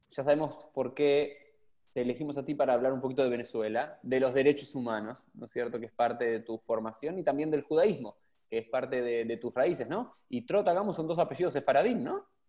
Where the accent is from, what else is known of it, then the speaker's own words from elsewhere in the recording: Argentina; como argentinos, porque no es que acá en la Argentina estamos